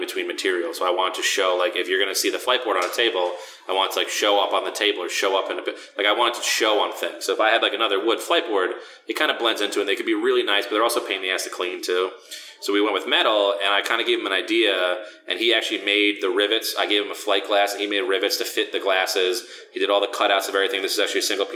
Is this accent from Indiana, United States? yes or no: no; Long Island, New York, United States; I grew up in Long Island